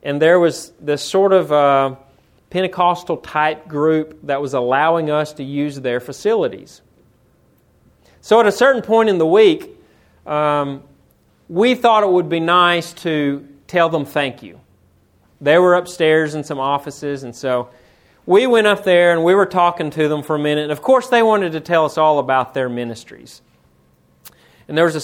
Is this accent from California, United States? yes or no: no; Florence, Alabama, United States; also born or lived in Tennessee; I'm from Florence, Alabama, but I grew up 1 mile from Tennessee